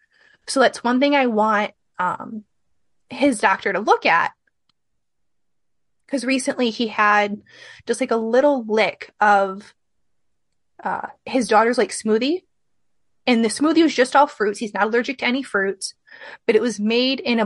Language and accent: English; Midwest, United States; I'm from the Midwest